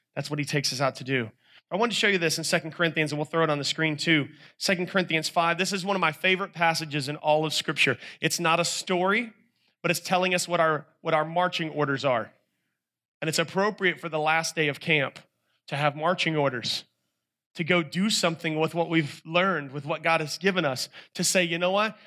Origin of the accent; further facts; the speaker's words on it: North Carolina, United States; I'm a guy from North Carolina